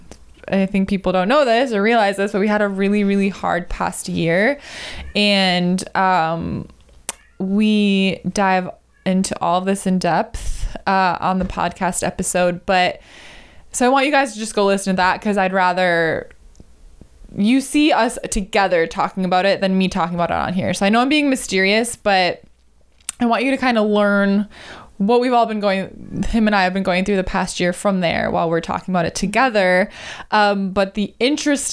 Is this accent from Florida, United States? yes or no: no; Marshfield, Wisconsin, United States; moved away; in Marshfield, Wisconsin, where I grew up, a small town